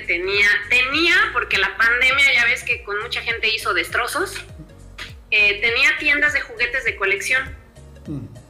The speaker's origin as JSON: {"language": "Spanish", "country": "Mexico", "said": "hoy en mi país estoy catalogada como eh, la mujer pionera"}